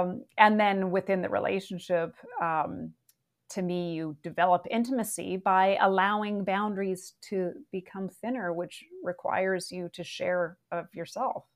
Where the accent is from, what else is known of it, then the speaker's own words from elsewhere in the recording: Vancouver, British Columbia, Canada; I did grow up in a rainforest